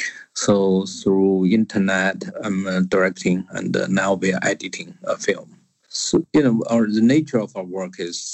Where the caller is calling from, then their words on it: Cambridge, East of England, United Kingdom; English is a second language; I'm calling in from Cambridge in England. I was in Rome during this coronavirus situation around the middle of February.